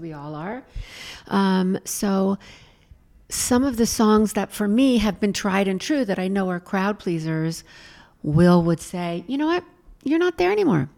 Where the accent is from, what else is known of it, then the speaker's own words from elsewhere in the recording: Los Angeles, California, United States; now in New York, United States; I'm from Hollywood